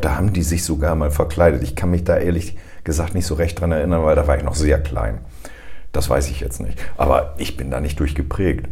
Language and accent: German; Northern Germany, Germany; Als Norddeutscher